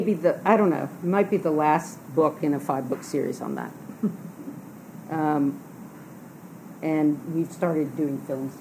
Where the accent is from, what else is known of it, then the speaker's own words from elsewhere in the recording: Louisiana, United States; moved away; I grew up in Louisiana woods